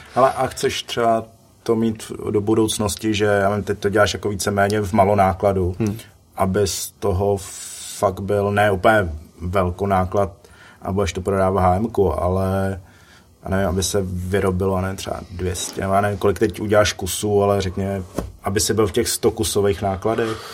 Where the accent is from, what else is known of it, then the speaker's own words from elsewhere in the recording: Litvínov, Ústí nad Labem Region, Czechia; já jsem z Litvínova